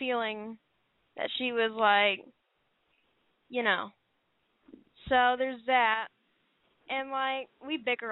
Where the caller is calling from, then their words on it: Oklahoma, United States; I am 13, and I'm calling from Oklahoma.